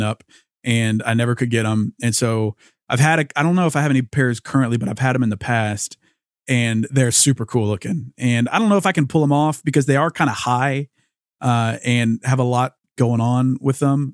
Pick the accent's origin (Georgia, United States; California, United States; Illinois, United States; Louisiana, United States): Louisiana, United States; growing up in Louisiana